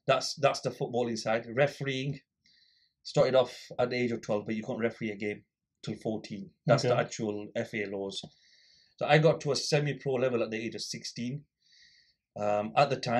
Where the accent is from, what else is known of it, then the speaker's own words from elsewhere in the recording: Blackburn, North West England, United Kingdom; I grew up in Little Harwood, so Benson Street Corner Shop was ours